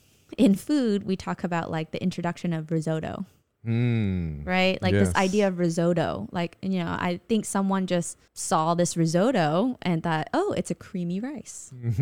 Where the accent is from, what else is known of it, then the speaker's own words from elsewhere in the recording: California, United States; So, you know, everything basically we grew up in Southern California loving and being exposed to.